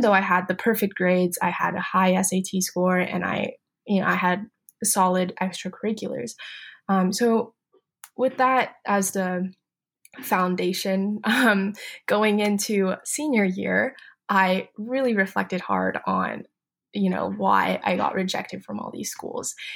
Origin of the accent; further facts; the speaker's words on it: Beijing, China; moved away; So I grew up in Beijing, China